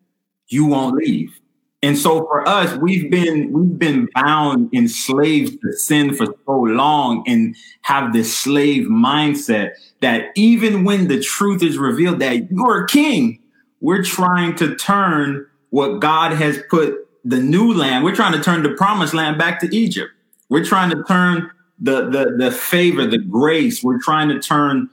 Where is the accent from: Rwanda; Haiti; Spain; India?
Haiti; moved away; I wasn't born here. I was born in Haiti. But at the same time, where I'm from was colonized by the French